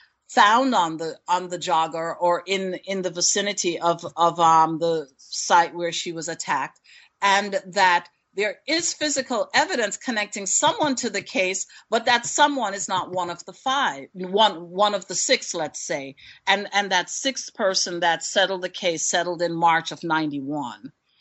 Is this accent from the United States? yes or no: yes; Queens, New York, United States; I grew up in Queens.